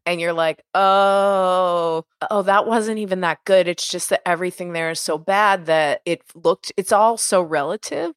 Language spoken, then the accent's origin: English; Pittsburgh, Pennsylvania, United States; now in Los Angeles, United States; I grew up in Pittsburgh